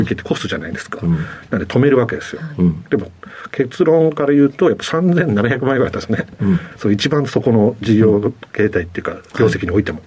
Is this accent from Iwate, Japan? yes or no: yes; Iwaizumi, Iwate, Japan; moved away as an adult; also born or lived in Okinawa / United States; 岩手県のですね、あの岩泉町という、はい、あの、すごい田舎でございます